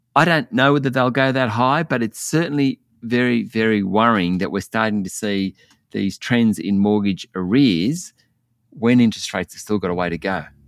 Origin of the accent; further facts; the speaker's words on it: Orange, New South Wales, Australia; when I was growing up in Orange